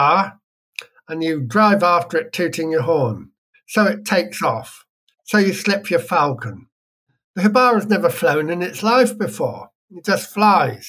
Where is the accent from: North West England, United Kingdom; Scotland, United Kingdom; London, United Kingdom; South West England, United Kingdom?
South West England, United Kingdom; Wiltshire; now in West Wales, United Kingdom; I was born near there in Wiltshire.